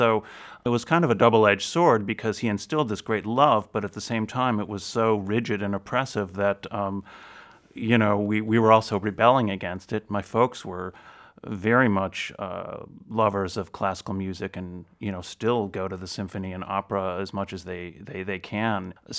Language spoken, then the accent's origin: English; Chicago, Illinois, United States; I grew up in the Chicago area, so I attended a lot of great concerts that way.